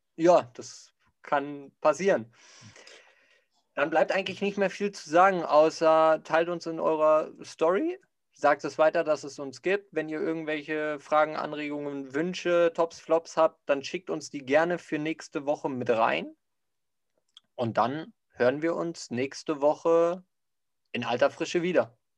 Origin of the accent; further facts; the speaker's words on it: Bavaria, Germany; bei uns in Bayern